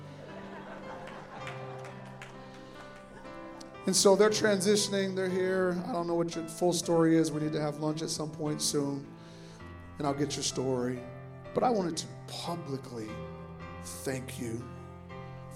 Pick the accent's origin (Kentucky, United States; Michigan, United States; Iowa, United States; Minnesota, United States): Iowa, United States; Sioux City; I was born and raised in Sioux City, Iowa, and I lived on what was called the west side of town for us